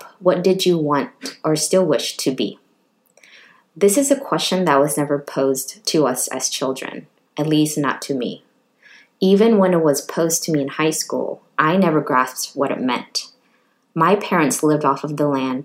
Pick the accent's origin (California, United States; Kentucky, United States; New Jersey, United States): California, United States; Richmond; now in Oakland, United States; I was raised by refugee parents and the fourth of six children born and raised in Richmond, California